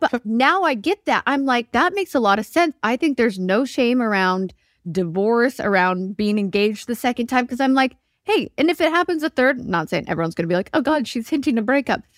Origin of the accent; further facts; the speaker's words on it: Alberta, Canada; moved away as an adult; also born or lived in Vancouver; now in Nashville, United States; I grew up in Alberta and then moved to Vancouver when I was twenty.